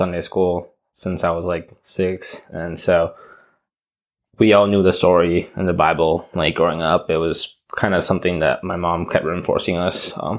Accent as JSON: {"language": "English", "country": "Taiwan", "tie": "born or raised there", "also_born_or_lived": "Spain / Argentina / Nicaragua", "lives_now": "United States", "said": "My dad's a diplomat for Taiwan, so my passport says Taiwan, but I was born in Spain, and I spent 5 years in Argentina and around 6-7 years in Nicaragua and then in Taiwan as well."}